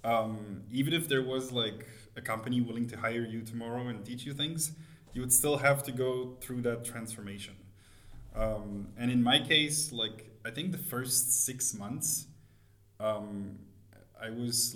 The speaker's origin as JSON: {"language": "English", "town": "Montreal", "region": "Quebec", "country": "Canada", "moved": "as an adult", "lives_now": "Berlin, Germany", "said": "I'm originally from Montreal. I moved to Berlin about 10 years ago now."}